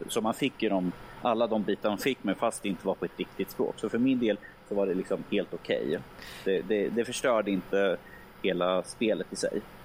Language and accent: Swedish; Örebro, Örebro County, Sweden; som örebroare